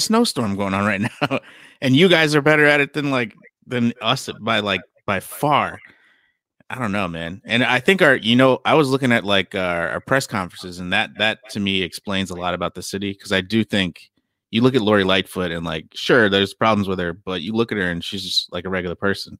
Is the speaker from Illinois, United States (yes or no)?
yes; Chicago, Illinois, United States; now in Los Angeles, United States; I'm from Chicago